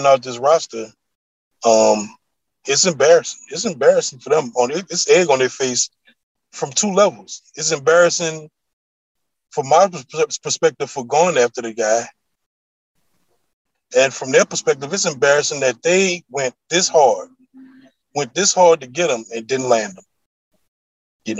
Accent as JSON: {"language": "English", "town": "New Orleans", "region": "Louisiana", "country": "United States", "said": "I'm from New Orleans and it's kind of like just in your blood"}